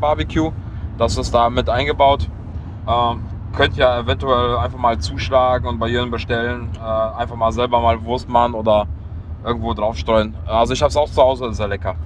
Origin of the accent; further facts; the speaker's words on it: Leverkusen, North Rhine-Westphalia, Germany; ich komme aus Leverkusen, 160.000 Einwohner